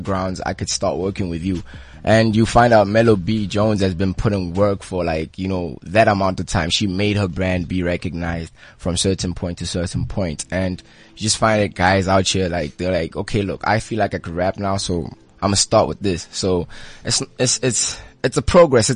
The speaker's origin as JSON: {"language": "English", "town": "Pretoria", "region": "Gauteng", "country": "South Africa", "said": "where I'm from Pretoria"}